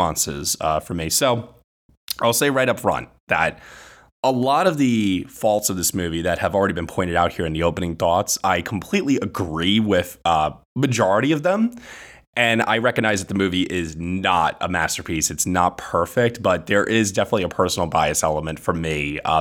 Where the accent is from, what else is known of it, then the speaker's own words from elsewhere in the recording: New York, United States; growing up in New York